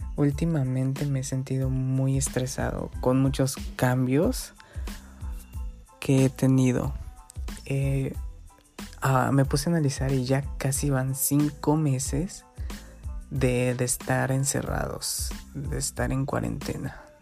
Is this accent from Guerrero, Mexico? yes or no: yes; Guerrero, Mexico; aquí estoy en mi pueblito, en Guerrero